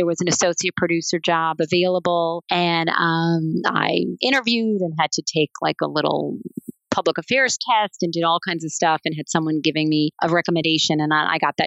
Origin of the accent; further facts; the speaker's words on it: New York City, New York, United States; I'm from New York City and living home at Brooklyn